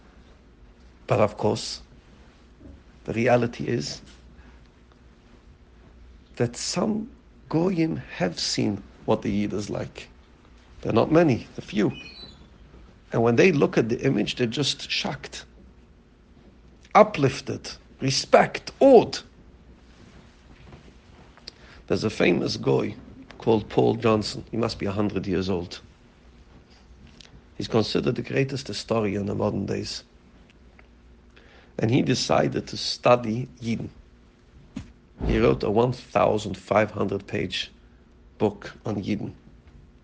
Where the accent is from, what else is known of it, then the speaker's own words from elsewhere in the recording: United Kingdom; being British